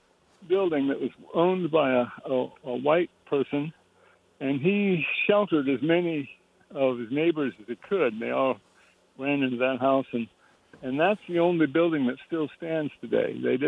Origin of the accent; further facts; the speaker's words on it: Florida, United States; I grew up in Florida, and nobody talked about this.